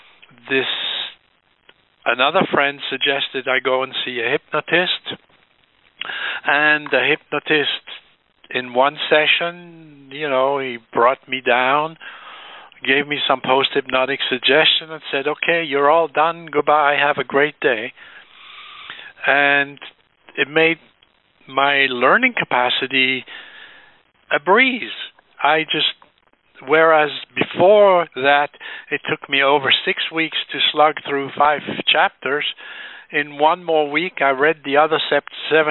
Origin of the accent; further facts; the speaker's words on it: Switzerland; now in United States; I was born in Switzerland to some very left-brain-oriented parents